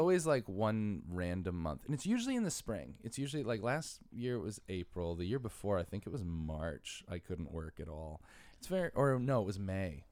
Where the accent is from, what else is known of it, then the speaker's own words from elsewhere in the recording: Bridgeport, Connecticut, United States; moved away as an adult; also born or lived in Stratford, Connecticut; now in New York City, United States; I'm from Bridgeport and Stratford. Spent half my life in Bridgeport, half my life in Stratford.